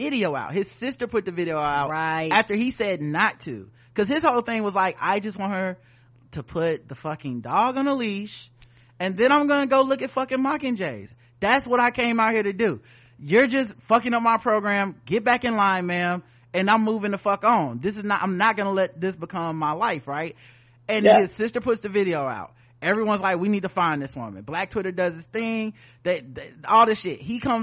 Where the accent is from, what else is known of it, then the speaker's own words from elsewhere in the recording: the South, United States; I didn't grow up around Jewish people, man. I'm from the South. Everybody down here is just white